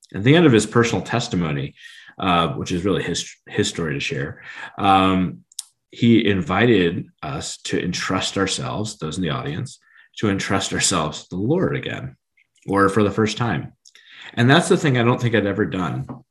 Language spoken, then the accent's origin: English; Steubenville, Ohio, United States; moved away; I grew up in Steubenville